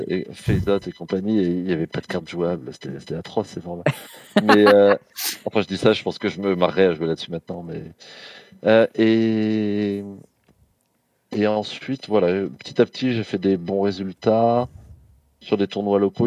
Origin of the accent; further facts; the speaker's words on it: Aubervilliers, Île-de-France, France; j'ai grandi à Aubervilliers, en Seine-Saint-Denis.